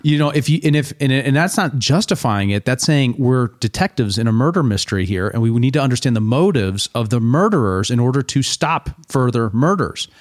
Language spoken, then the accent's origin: English; United States; one of the things about being an American is that we are involved in all of it